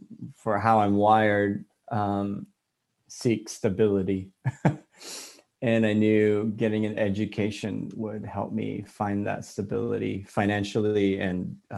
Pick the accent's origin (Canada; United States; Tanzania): United States; California; also born or lived in Hawaii / Connecticut / Guam; I'm from California. I'm a Cali boy. I've been here since I was 9. But before that, I moved all around because my dad was in the Navy. Born in Hawaii, lived in Connecticut, Vallejo, Guam, and then San Diego.